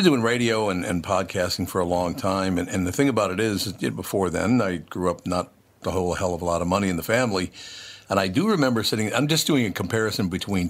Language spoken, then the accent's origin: English; Minneapolis, Minnesota, United States; also born or lived in Long Prairie / St. Paul; I was born in Long Prairie, Minnesota, moved to Minneapolis when I was like a year old, and grew up in Minneapolis and St. Paul.